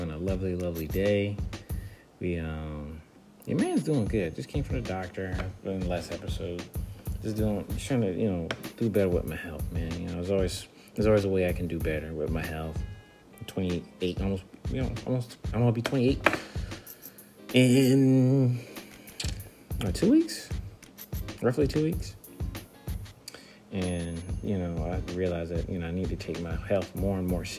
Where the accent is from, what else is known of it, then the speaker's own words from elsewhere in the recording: United States; I'm African American